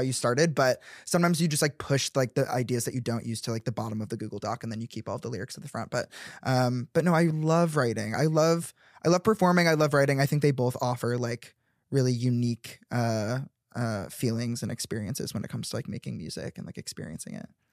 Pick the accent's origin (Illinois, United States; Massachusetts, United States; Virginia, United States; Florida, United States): Illinois, United States; Chicago; I grew up in the suburbs of Chicago